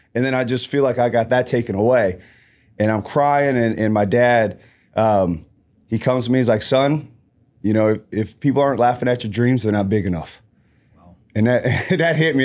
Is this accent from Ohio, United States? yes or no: yes; Columbus, Ohio, United States; born and raised in Columbus, Ohio, um, low-income area